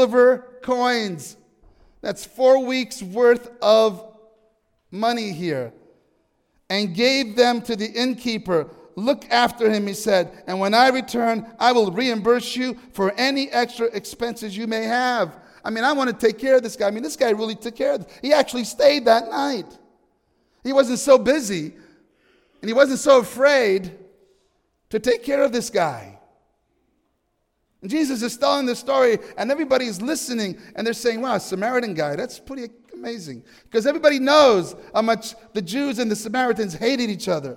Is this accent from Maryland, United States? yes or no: no; New York, United States; I'm from New York.